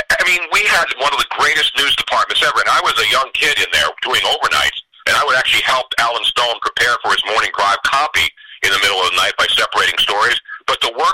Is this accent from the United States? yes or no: yes; Philadelphia, Pennsylvania, United States; I was a young teenager growing up in South Philly